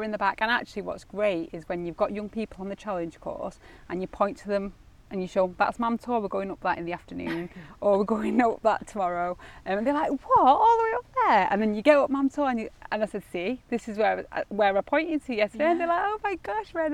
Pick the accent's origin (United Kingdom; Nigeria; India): United Kingdom; Ashton-under-Lyne, North West England; I was born in Ashton